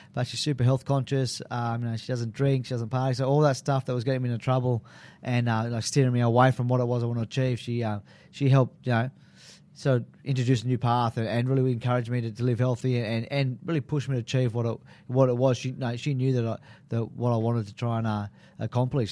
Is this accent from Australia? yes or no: yes; Sydney, New South Wales, Australia; growing up in Maroubra